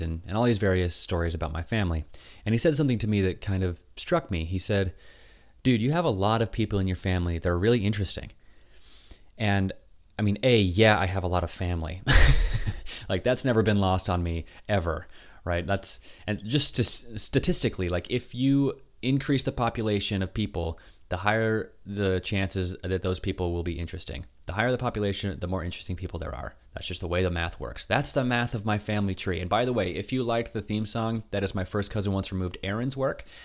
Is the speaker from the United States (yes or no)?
yes; Utah, United States; moved away; I was from Utah